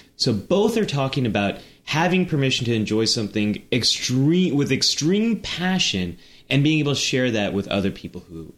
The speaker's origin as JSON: {"language": "English", "region": "California", "country": "United States", "tie": "born or raised there", "said": "I grew up in Silicon Valley. I could say that."}